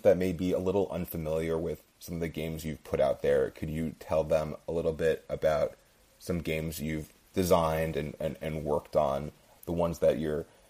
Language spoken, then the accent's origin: English; United States; I'm unfortunately American